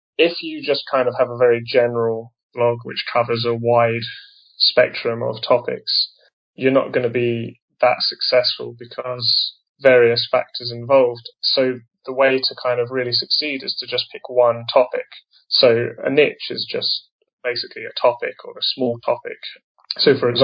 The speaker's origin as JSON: {"language": "English", "region": "England", "country": "United Kingdom", "also_born_or_lived": "Taiwan", "moved": "as an adult", "said": "I'm originally from England"}